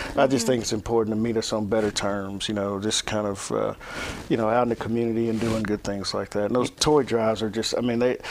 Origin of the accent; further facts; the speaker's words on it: Hopkinsville, Kentucky, United States; moved away as an adult; now in Clarksville, United States; growing up in Hopkinsville, Clarksville was where we came to do everything